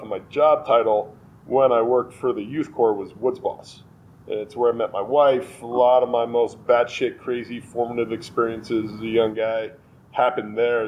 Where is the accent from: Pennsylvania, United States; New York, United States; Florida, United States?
New York, United States; Westchester; moved away as an adult; also born or lived in White Plains, New York / Ardsley, New York / Chappaqua, New York / Boulder, Colorado; now in Colorado, United States; I'm originally a New Yorker, actually. Um, I grew up in Westchester, born in White Plains